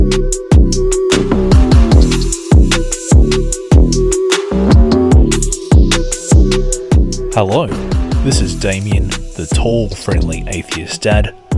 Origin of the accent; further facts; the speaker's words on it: Adelaide, South Australia, Australia; now in Melbourne, Australia; I don't know if you can hear from my weird accent. I'm originally from Adelaide